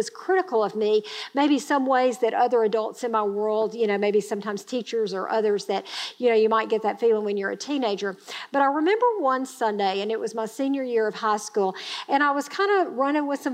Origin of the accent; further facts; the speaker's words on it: Grenada, Mississippi, United States; I grew up in Grenada, Mississippi. It's a small town in Mississippi.